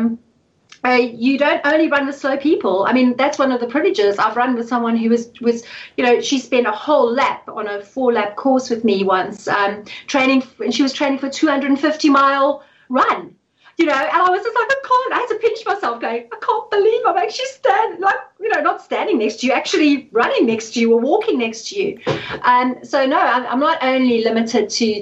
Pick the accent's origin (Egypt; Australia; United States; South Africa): South Africa; moved away; I'm South African